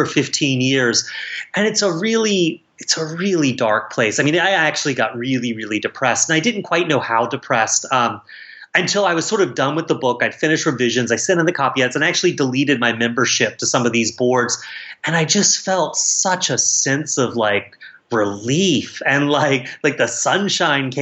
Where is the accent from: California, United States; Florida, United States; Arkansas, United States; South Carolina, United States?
South Carolina, United States; moved away; my hometown where it's set in South Carolina